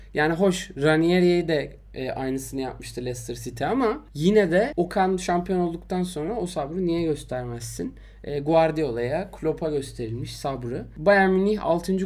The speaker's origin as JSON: {"language": "Turkish", "region": "Istanbul", "country": "Turkey", "said": "ben Şişliliyim."}